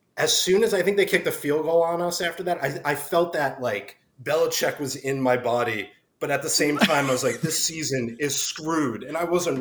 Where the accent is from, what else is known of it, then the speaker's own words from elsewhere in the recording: New Jersey, United States; now in Los Angeles, United States; I'm from Jersey